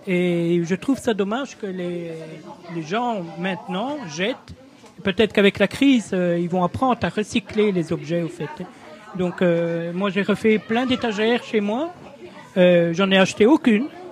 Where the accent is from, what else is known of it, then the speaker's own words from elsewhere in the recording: Ardennes, Wallonia, Belgium; moved away; je suis né en Ardennes, mais je venais à la Laken régulièrement avec ma grande tante